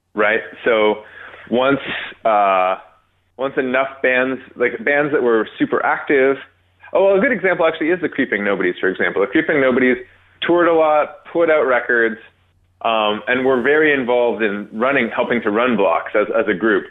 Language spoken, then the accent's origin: English; Toronto, Ontario, Canada; I was born in North York